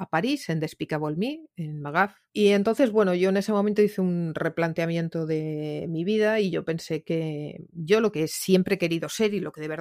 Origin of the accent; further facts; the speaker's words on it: Catalonia, Spain; Me siento muy del Mediterráneo, me siento muy catalana, yo todavía me emociono cuando oigo la Santa Espina